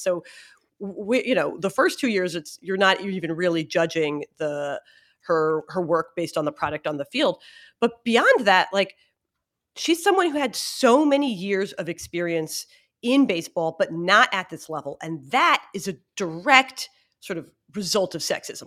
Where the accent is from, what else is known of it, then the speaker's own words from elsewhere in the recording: Philadelphia, Pennsylvania, United States; I'm from Philly